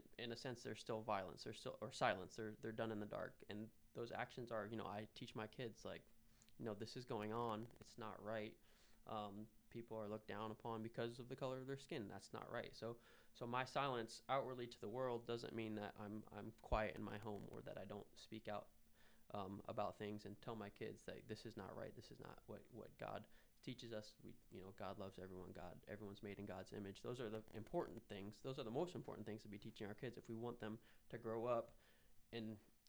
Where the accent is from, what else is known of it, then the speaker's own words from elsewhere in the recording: Philippines; Like, I didn't grow up in this country, but, you know, I was born here. I grew up in the Philippines